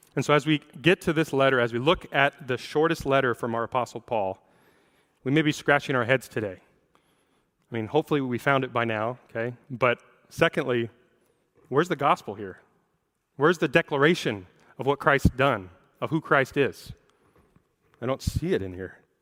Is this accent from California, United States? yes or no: no; Seattle, Washington, United States; I'm a native of the Seattle area. I grew up in the Seattle area